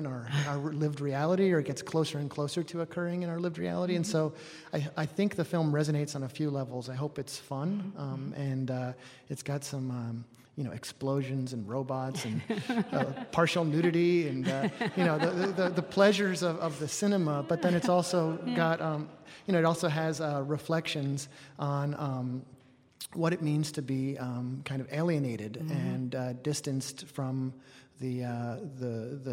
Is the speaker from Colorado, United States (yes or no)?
no; upstate New York, United States; I was born in New York City and raised in upstate New York.